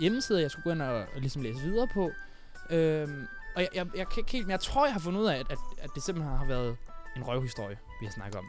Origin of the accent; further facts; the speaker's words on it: Funen, Southern Denmark, Denmark; Jeg har været en tur øh, på Fyn, min ja. Øh, hjemstavn